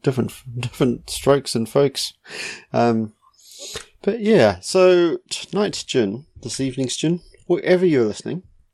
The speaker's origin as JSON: {"language": "English", "town": "Katikati", "region": "Bay of Plenty", "country": "New Zealand", "tie": "born or raised there", "said": "A small place called Katikati."}